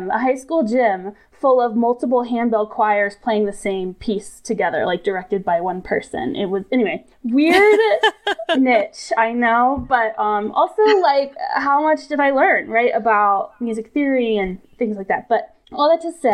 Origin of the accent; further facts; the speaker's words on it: Atlanta, Georgia, United States; Growing up, I'm from Atlanta